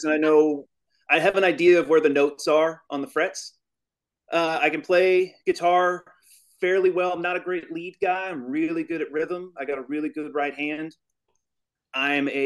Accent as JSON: {"language": "English", "town": "Louisville", "region": "Kentucky", "country": "United States", "said": "I'm from Louisville, Kentucky."}